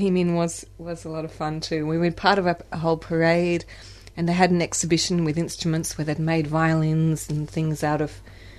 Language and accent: English; Tasmania, Australia; now in Melbourne, Australia; I'm from Tasmania initially